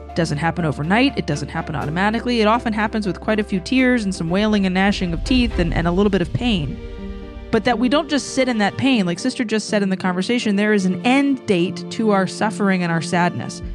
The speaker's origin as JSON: {"language": "English", "region": "Louisiana", "country": "United States", "said": "I'm from Louisiana"}